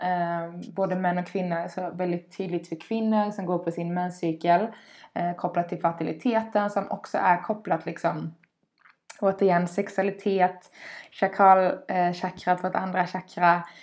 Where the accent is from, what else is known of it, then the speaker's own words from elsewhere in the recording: Skåne, Sweden; Dels är jag uppvuxen vid havet, en liten eh, eh by nere i Skåne på kusten.